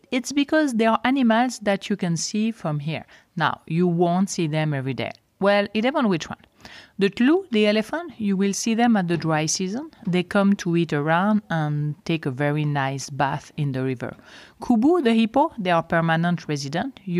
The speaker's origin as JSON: {"language": "English", "country": "Switzerland", "tie": "born or raised there", "first_language": "French", "second_language": "English", "moved": "as an adult", "said": "I was born and I grew up in Switzerland, close to Geneva, so I am from the French part of Switzerland, so my main language is actually French. I stayed in Switzerland until I was around 30 years old"}